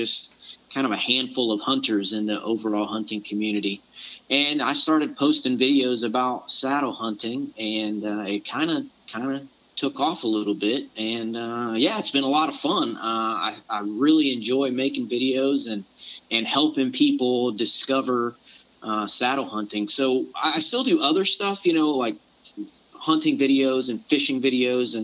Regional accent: Panama City and Pensacola area, Florida panhandle, United States; moved away as an adult; now in Savannah, United States; I grew up in the panhandle of Florida, or Panama City and Pensacola area

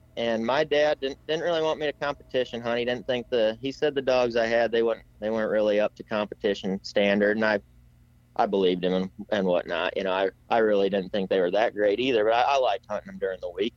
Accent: Iowa, United States; I'm from Iowa

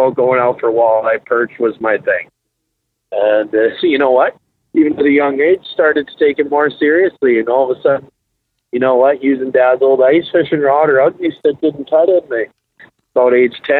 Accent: Regina, Saskatchewan, Canada; I'm from Regina, Saskatchewan, 32 years old. I've grown up fishing Last Mountain Lake and the surrounding area

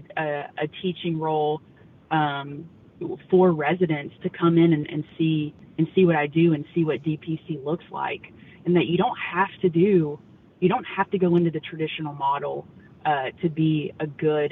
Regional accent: North Louisiana, United States; moved away as an adult; now in Dripping Springs, United States; I grew up in North Louisiana

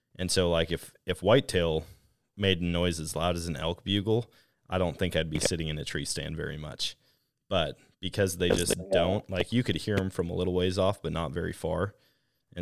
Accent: Wisconsin, United States; growing up in Wisconsin

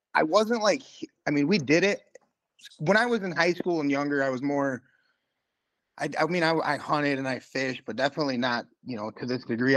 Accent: Kent City, Michigan, United States; now in Muskegon, United States; I'm originally from Kent City

